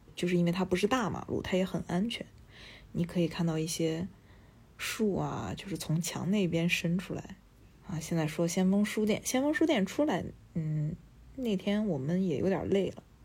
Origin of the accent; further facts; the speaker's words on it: Shandong, China; moved away as an adult; now in Nanjing, China; 我在南京，我是一个咨询公司的咨询师，啊，南京呢不是我出生的城市，我是一个山东人，南京应该算是我的第二故乡吧。我十八岁上大学的时候就第一次来到这儿